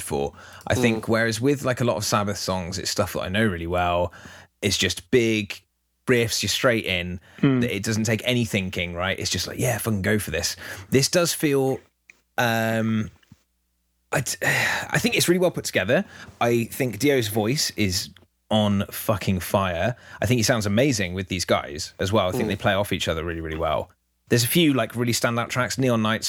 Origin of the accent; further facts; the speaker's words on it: England, United Kingdom; we're English